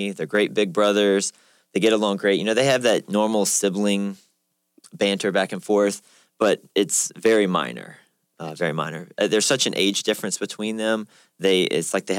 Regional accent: Richmond, Virginia, United States; I'm from the Richmond area, so it's fairly close

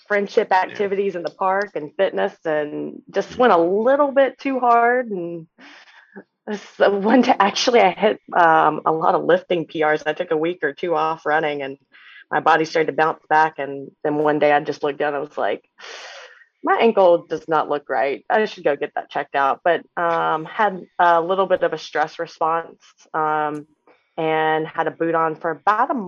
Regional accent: Charlotte, North Carolina, United States; the Charlotte Marathon, I think, you know, it's my hometown

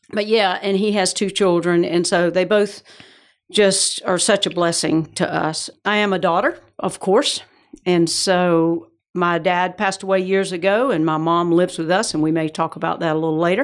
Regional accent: Georgia, United States; accent: Georgia; moved away as an adult; also born or lived in Atlanta / Raleigh / Orlando / Johnson City, Tennessee; now in West Palm Beach, United States; I am from Georgia originally, so that's the accent

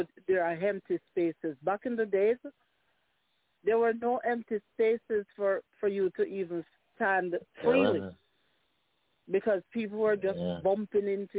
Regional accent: Jamaica; as a Jamaican

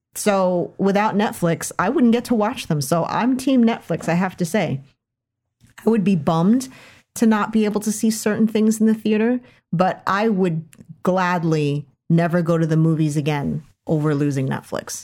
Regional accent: United States; as an American woman

